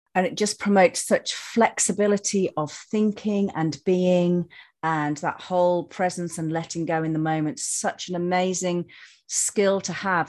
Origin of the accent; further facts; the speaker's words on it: Yorkshire and the Humber, United Kingdom; growing up in Yorkshire, growing up with the woods